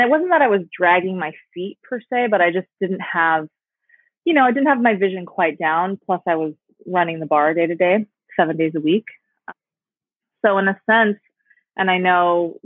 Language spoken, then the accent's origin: English; Palm Springs, California, United States; my hometown in Palm Springs